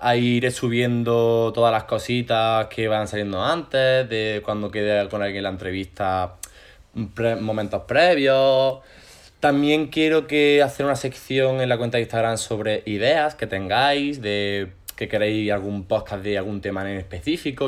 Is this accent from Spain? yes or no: yes; Granada, Andalusia, Spain; yo soy de Granada de siempre. No de aquí, de aquí, pero, realmente soy de Granada.